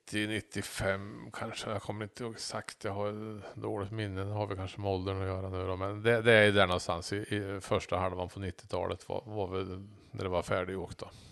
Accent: between Norrköping and Söderköping, Östergötland, Sweden; Så jag är ju emellan Norrköping och Söderköping växte jag upp som barn

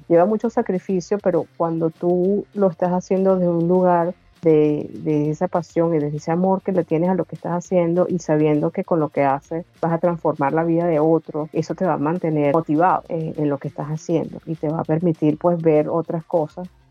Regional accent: Venezuela; moved away as an adult; now in Australia; vengo original de Venezuela, pero tengo ya más de 13 años viviendo en Australia

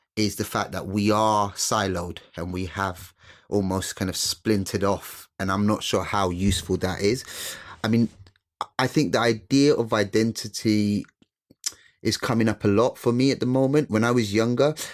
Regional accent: London, United Kingdom; also born or lived in Sylhet, Bangladesh; I was brought up in East London, um, uh, Newham

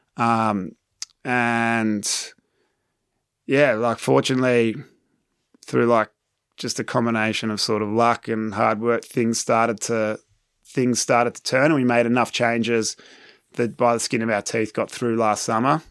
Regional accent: Manly, New South Wales, Australia; moved away as an adult; also born or lived in United Kingdom; now in France; my hometown in Manly

